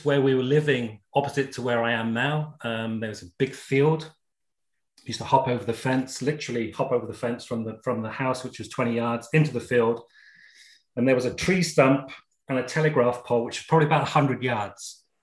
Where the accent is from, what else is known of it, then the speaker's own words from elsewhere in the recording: Gloucestershire, South West England, United Kingdom; also born or lived in Essex; I was born and raised in Essex for the first 4 years, and then family moved down to Gloucestershire, 1971.